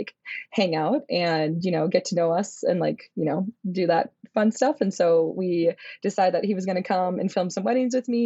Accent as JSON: {"language": "English", "region": "Minnesota", "country": "United States", "tie": "born or raised there", "said": "I was born and raised in Minnesota"}